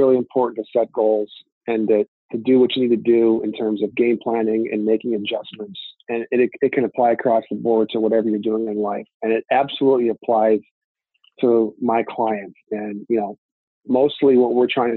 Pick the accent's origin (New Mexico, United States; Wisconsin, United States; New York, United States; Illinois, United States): Illinois, United States; Lake Forest; we grew up in Big Ten country right here. I grew up going to Northwestern games